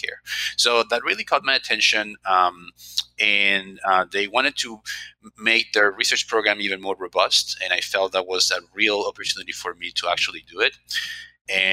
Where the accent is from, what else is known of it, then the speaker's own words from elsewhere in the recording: Colombia; moved away as an adult; also born or lived in Baltimore / Philadelphia; now in United States; I'm originally from Colombia